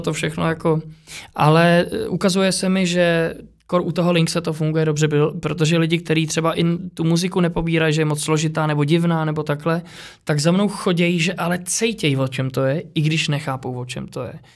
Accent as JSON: {"language": "Czech", "country": "Czechia", "tie": "born or raised there", "said": "jsem se narodil v Čechách"}